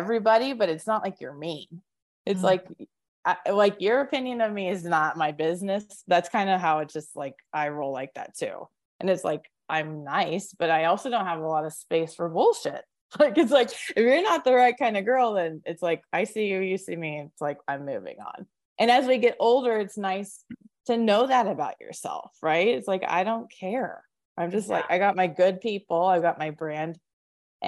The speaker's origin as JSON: {"language": "English", "town": "Springfield", "region": "Missouri", "country": "United States", "tie": "born or raised there", "also_born_or_lived": "Los Angeles / Santa Monica", "moved": "as an adult", "lives_now": "Boise, United States", "said": "I grew up in Springfield"}